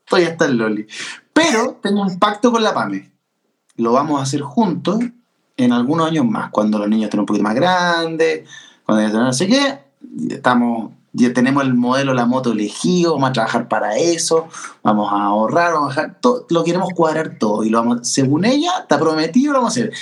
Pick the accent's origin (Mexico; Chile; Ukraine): Chile